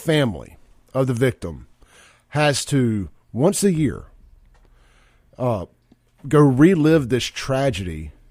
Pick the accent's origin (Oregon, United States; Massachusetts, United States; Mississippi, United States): Mississippi, United States; Jackson; I grew up in South Jackson.